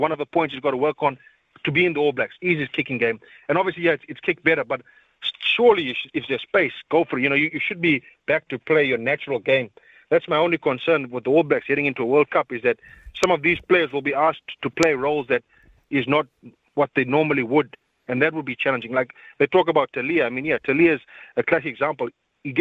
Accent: South Africa; now in Auckland, New Zealand; the rest of us South Africans, and we're used to the old kicking rugby. We grew up on Mornay Steyn

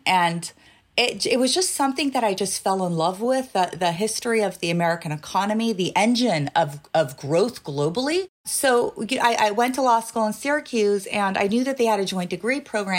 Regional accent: Iran; born there; Yeah, so I was born in Iran. My parents are Iranian.

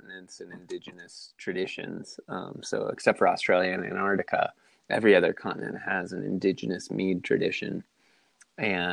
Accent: Southern California, United States; also born or lived in San Diego; I am from Southern California. Grew up down here, live here now.

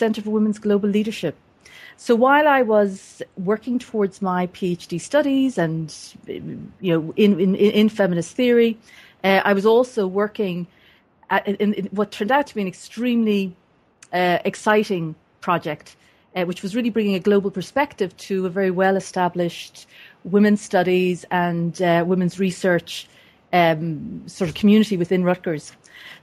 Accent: Dublin area, Leinster, Ireland; moved away as an adult; also born or lived in United States; I was born and raised in the Dublin area in Ireland, and left for the United States in 1984

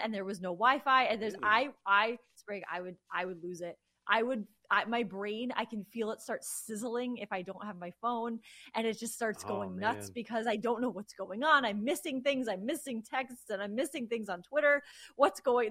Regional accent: near New Haven, Connecticut, United States; moved away; we grew up near New Haven. So our parents are still there.

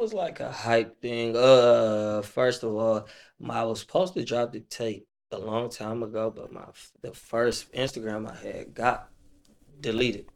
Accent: Detroit, Michigan, United States; Like west side, I'm a, I'm a real west sider.

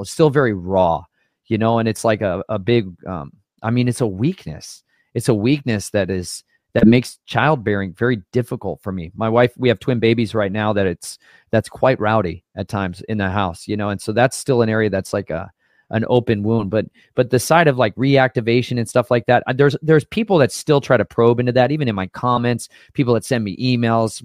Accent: Colorado, United States; moved away; I'm from Colorado, um, for a few years in my life, or about half my life, I lived in Colorado

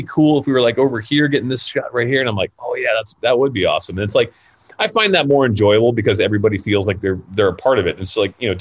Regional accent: Florida, United States; also born or lived in California; now in Los Angeles, United States; I'm from Florida. Like, well, I grew up in Florida. I'm born in California.

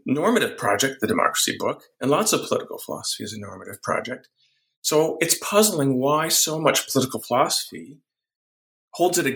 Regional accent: Wisconsin, United States; I grew up in Wisconsin

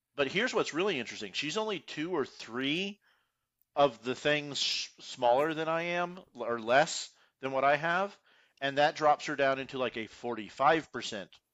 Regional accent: Houston, Texas, United States; I grew up in Houston, I grew up in the suburbs, you know, I'm from Cypress

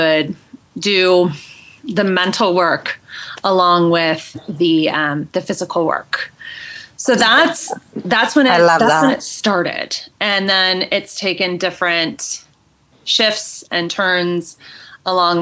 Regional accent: California, United States; moved away as an adult; now in Boulder, United States; I was born and raised in California. I was there for 40 years

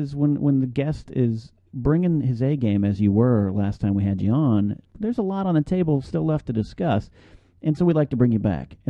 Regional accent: Pismo Beach, California, United States; moved away as an adult; also born or lived in Orange County, California; now in Los Angeles, United States; I grew up in Pismo Beach, California, or the areas around that.

